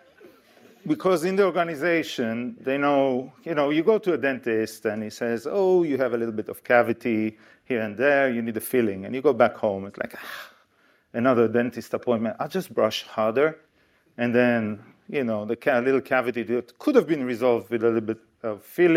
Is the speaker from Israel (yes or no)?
yes; Israel; moved away as an adult; now in United Kingdom; I come from Israel. In case you don't know where Israel is, here's a map. This is how we Israelis see the world. And I came to the UK almost 20 years ago.